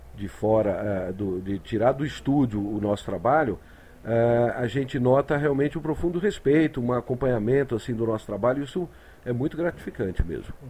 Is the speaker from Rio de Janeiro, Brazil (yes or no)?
yes; Rio de Janeiro, Brazil; moved away as an adult; also born or lived in Recife; now in São Paulo, Brazil; hoje eu digo que eu sou um carioca dissidente, né? Eu sou muito mais paulista do que carioca